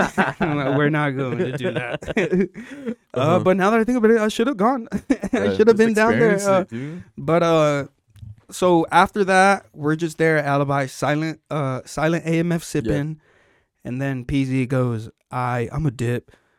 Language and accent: English; Salt Lake City, Utah, United States; I'm from Salt Lake, man.